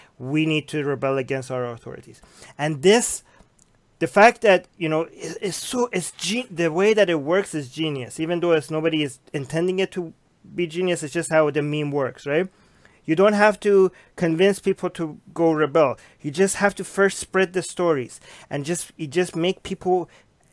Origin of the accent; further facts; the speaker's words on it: Iran; I'm from Iran